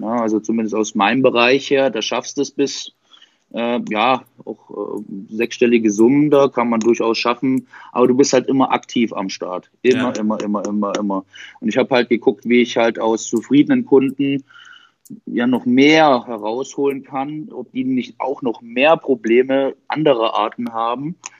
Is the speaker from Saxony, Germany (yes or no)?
yes; Dresden, Saxony, Germany; ich bin 30, bin aus Dresden